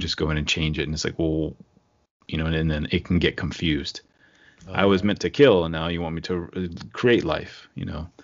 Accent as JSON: {"language": "English", "town": "Rockville", "region": "Maryland", "country": "United States", "tie": "born or raised there", "said": "I was born in Rockville, but not Rockville Center"}